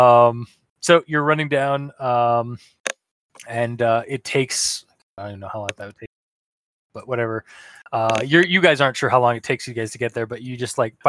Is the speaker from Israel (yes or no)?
no; Toronto, Ontario, Canada; growing up in Toronto